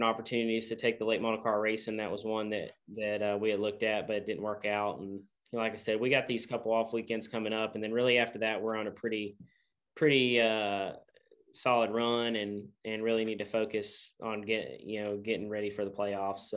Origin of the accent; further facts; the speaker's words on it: Middle Tennessee, United States; I'm from Tennessee, the Middle Tennessee area. Yeah. I grew up an hour from the Nashville Super Speedway